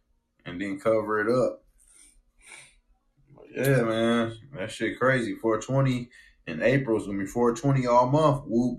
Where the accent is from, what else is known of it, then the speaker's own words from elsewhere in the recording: Detroit, Michigan, United States; We're from Detroit.